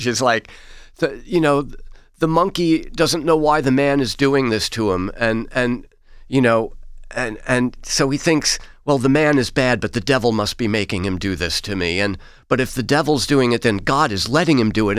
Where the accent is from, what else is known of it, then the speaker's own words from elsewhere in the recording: New York City, New York, United States; I grew up in Queens